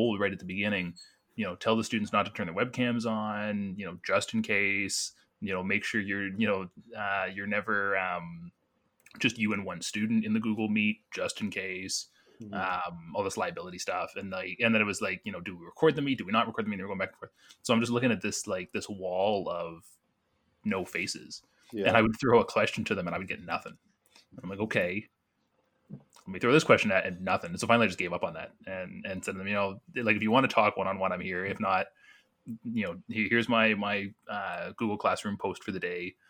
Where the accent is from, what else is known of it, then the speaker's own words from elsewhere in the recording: Burlington, Ontario, Canada; moved away; I'm actually from Burlington. And So my family is down there